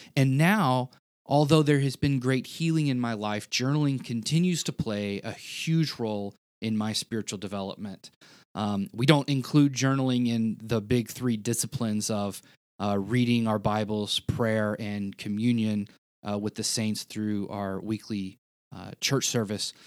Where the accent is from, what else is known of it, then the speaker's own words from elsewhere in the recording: the South, United States; I was a kid and I grew up in the South